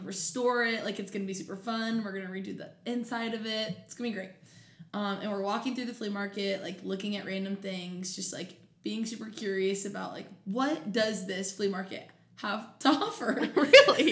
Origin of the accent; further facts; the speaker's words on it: Grove City, Ohio, United States; also born or lived in Canton, Ohio; I am from Columbus, Ohio, from a suburb called Grove City